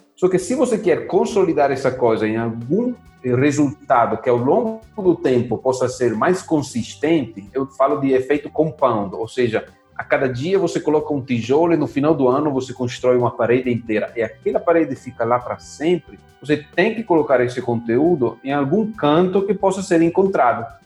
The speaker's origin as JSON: {"language": "Portuguese", "country": "Italy", "second_language": "Portuguese", "moved": "as an adult", "lives_now": "Brazil", "said": "eu sou italiano, moro aqui no Brasil há uns 10 anos"}